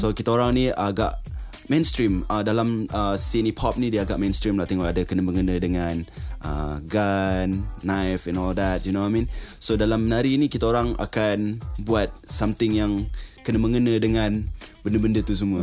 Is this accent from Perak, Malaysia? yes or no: no; Sabah, Malaysia; saya berasal dari Sabah.